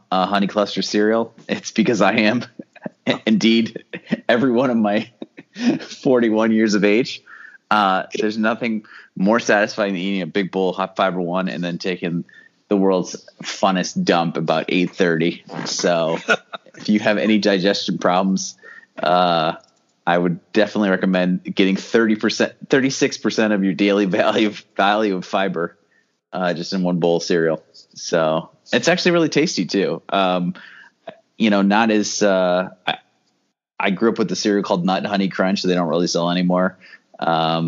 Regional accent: New Jersey, United States; moved away; I grew up in New Jersey

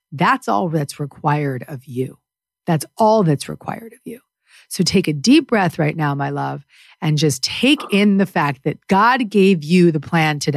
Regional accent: Canada; I'm Canadian.

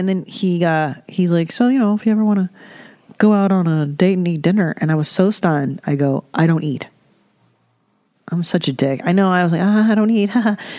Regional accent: San Fernando Valley, California, United States; I grew up in the San Fernando Valley.

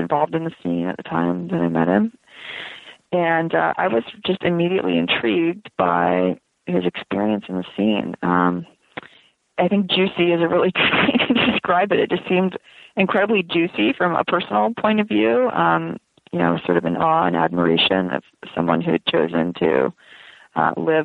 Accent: West Palm Beach, Florida, United States; moved away as an adult; also born or lived in Vermont; We grew up in West Palm Beach, Florida

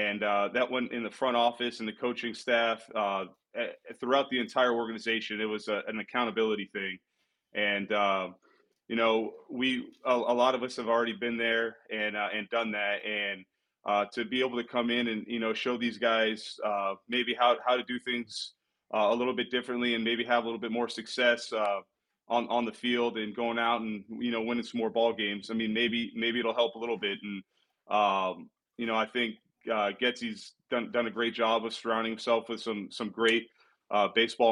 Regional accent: Anaheim, California, United States; playing in my hometown

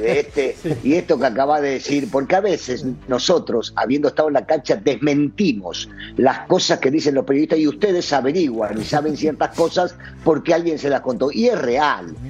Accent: Argentina; sigo siendo argentino

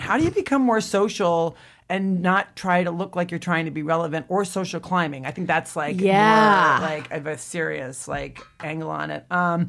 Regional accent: Midwest, United States; And I'm from the Midwest and people are just genuinely nice.

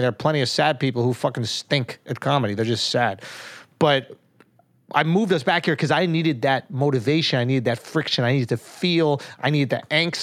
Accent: New York, United States; I'm from New York

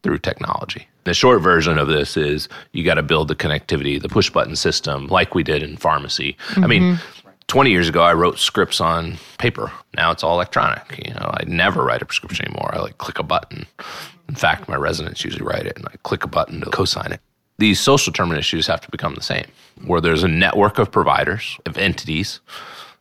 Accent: Texas, United States; now in North Carolina, United States; I grew up in Texas

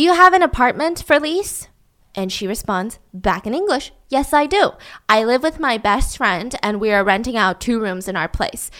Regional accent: United States; as an American who has never been to Italy

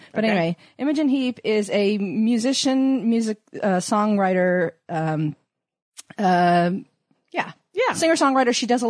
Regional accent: New York City, New York, United States; moved away; No. I'm from New York.

